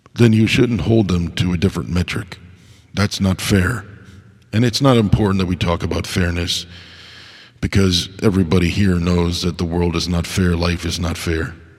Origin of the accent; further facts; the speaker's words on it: United States; as an American